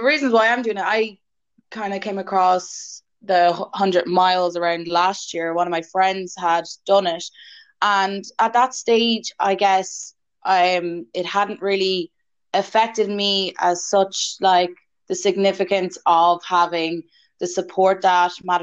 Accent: Wexford, Leinster, Ireland; I'm from Wexford

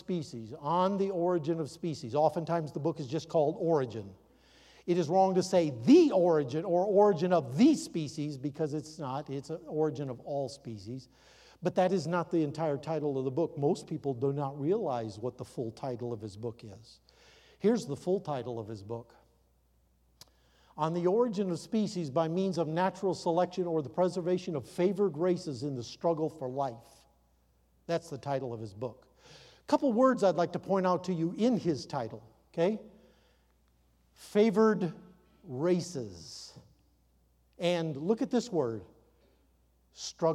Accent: North Midwest, United States; where I grew up in the North Midwest

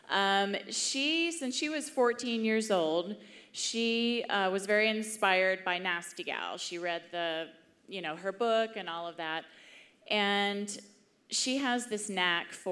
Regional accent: Houston, Texas, United States; I'm from Houston, Texas.

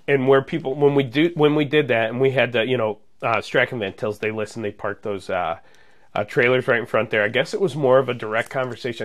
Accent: Munster, Indiana, United States; moved away as an adult; also born or lived in Georgia; I grew up in Munster

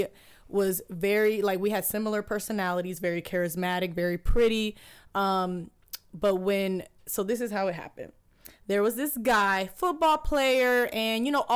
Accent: Dominican Republic; I'm from the islands, I'm from Dominican Republic

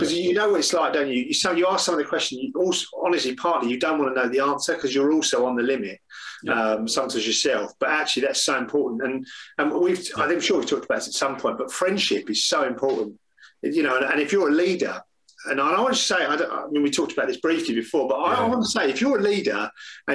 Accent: England, United Kingdom; we're English

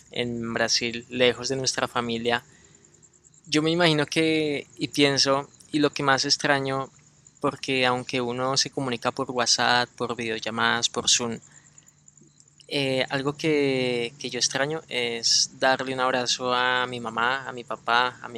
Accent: Colombia; moved away; Sí, yo no acostumbro, por ejemplo, mucho a abrazarme con mi papá, pero cuando nos vinimos allá de Colombia para acá, eh, uy, ese abrazo duró harto

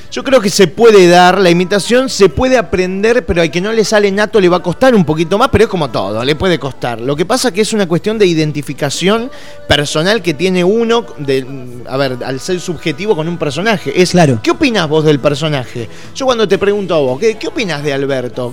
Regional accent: Lomas de Zamora, Buenos Aires Province, Argentina; now in Banfield, Argentina; necesito volver a Loma de Zamora City, que es de donde vengo yo

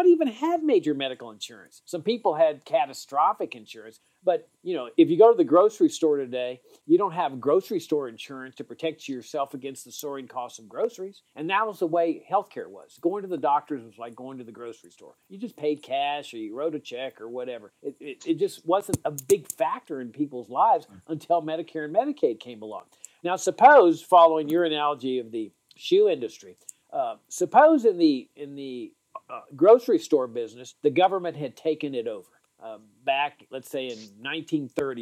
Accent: Laredo, Texas, United States; I grew up in Laredo, Texas, on the border

